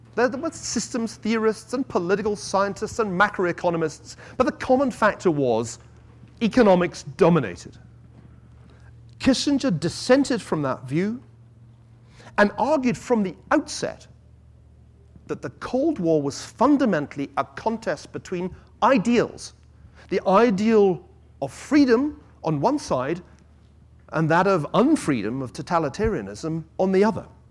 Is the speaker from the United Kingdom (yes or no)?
yes; Scotland, United Kingdom; as a Scotsman